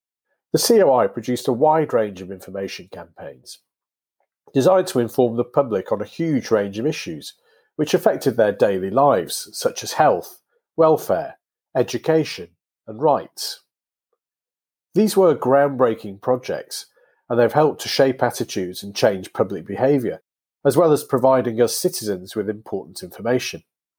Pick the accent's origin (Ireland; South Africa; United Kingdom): United Kingdom